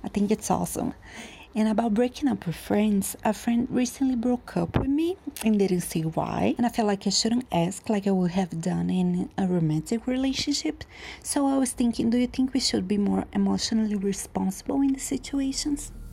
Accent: Curitiba, Paraná, Brazil; I'm from Curitiba, Brazil.

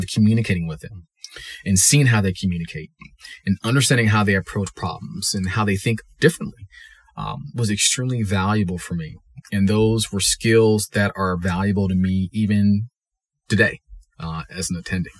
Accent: Maryland, United States; also born or lived in Charleston / Durham, North Carolina; but I actually ended up growing up in Maryland. We moved there when I was in third grade.

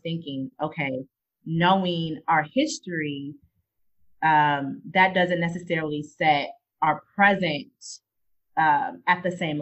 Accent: Chicago, Illinois, United States; Growing up in Chicago, growing up, I mean, I had literally, I was in majority Black schools

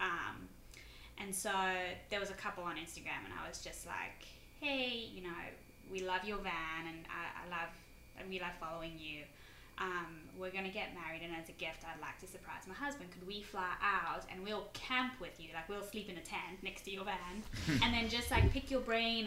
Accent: South Africa; now in Philadelphia, United States; I'm originally from South Africa

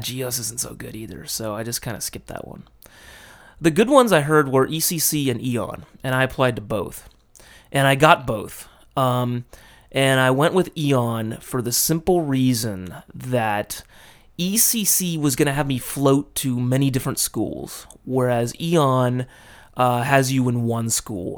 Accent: Los Angeles, California, United States; moved away as an adult; now in Japan; my hometown being L A, that's a pretty big ass city

